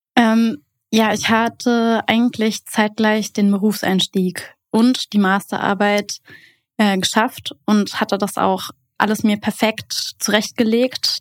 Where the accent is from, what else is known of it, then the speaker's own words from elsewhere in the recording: Berlin, Germany; ich komme aus Berlin